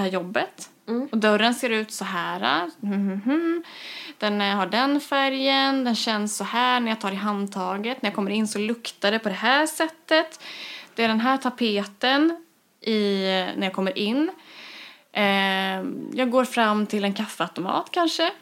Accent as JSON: {"language": "Swedish", "town": "Kristinehamn", "region": "Värmland", "country": "Sweden", "tie": "born or raised there", "moved": "yes", "said": "när jag flyttade tillbaka till Kristinehamn Eh, som är min barndoms, eh, vad ska man säga, min hemstad."}